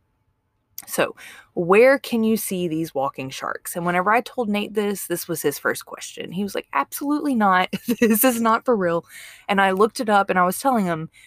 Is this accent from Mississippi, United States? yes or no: yes; Mississippi, United States; I'm from Mississippi